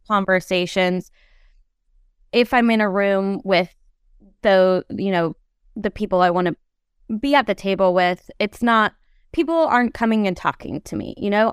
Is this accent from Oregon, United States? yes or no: yes; Oregon, United States; I grew up in Oregon